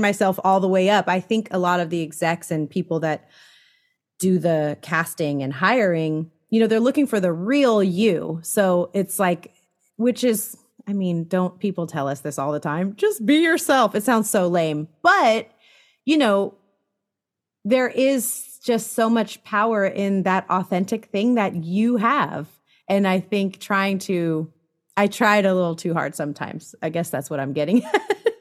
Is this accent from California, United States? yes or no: yes; San Francisco Bay Area, California, United States; now in Los Angeles, United States; I'm from the San Francisco Bay Area, so not too far, but definitely a world away still.